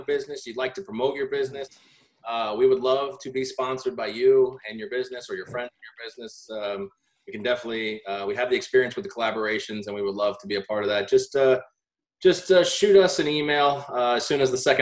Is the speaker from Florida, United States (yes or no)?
yes; Tampa, Florida, United States; now in Las Vegas, United States; I also too live in Vegas. I grew up in Tampa.